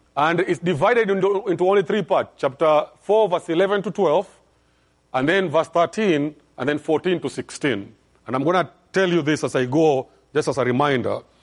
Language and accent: English; Kenya; I'm from Kenya